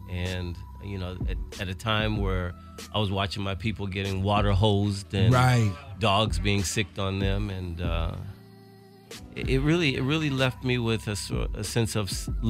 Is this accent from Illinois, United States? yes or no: yes; Chicago, Illinois, United States; moved away; As a kid in Chicago